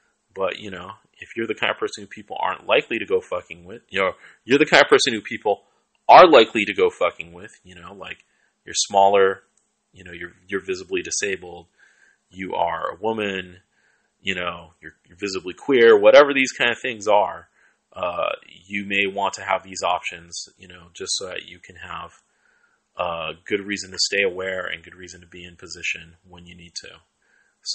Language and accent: English; Seattle, Washington, United States; now in Oakland, United States; I grew up in Southside Seattle, I live in Oakland